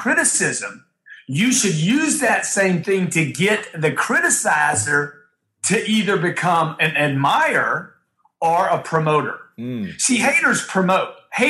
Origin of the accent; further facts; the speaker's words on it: Louisiana, United States; where I grew up in Louisiana